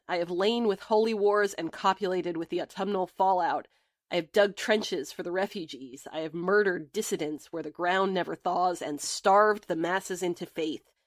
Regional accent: United States; my picture as the American

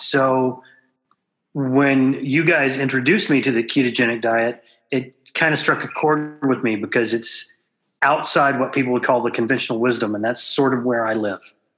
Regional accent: Southwest Texas, United States; I grew up in Southwest Texas where beef was just a staple

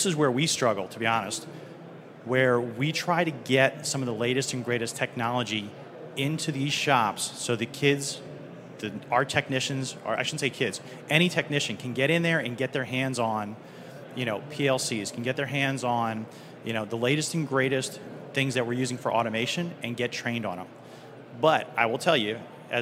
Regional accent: Eastern Pennsylvania, United States; I'm from Pennsylvania, Eastern Pennsylvania

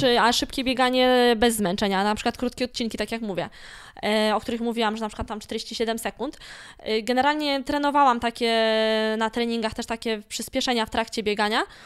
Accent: Malbork, Pomeranian Voivodeship, Poland; pochodzę z Malborka. I cały czas mówię, że jestem z Malborka i z tym miastem się utożsamiam

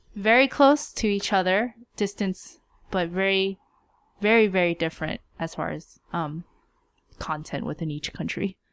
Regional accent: United States; we were raised in America

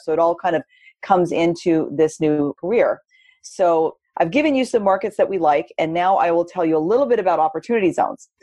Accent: Southern California, United States; now in San Francisco Bay Area, United States; born and raised in California, but I grew up in Southern California

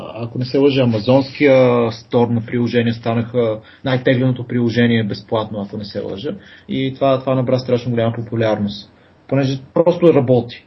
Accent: Pleven, Pleven Province, Bulgaria; now in Sofia, Bulgaria; съм от Плевен, там съм бил в Мегето

